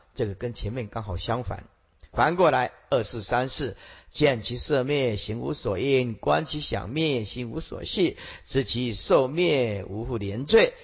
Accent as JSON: {"language": "Chinese", "country": "Taiwan", "tie": "born or raised there", "said": "我小时候，啊，去看那个个瓜戏"}